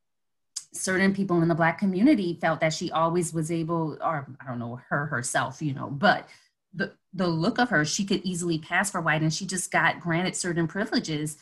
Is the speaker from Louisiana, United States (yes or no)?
yes; New Orleans, Louisiana, United States; I grew up in New Orleans